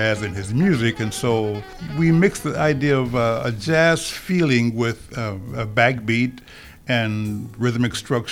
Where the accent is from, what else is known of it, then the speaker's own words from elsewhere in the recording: Chicago, Illinois, United States; now in Minneapolis-St. Paul, United States; my hometown, Chicago, and my new residence, which is St. Paul, Minneapolis.